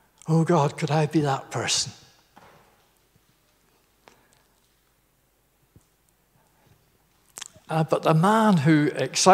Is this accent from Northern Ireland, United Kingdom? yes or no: yes; Garvagh, Northern Ireland, United Kingdom; moved away as an adult; that's the village where I was born in Northern Ireland called Garva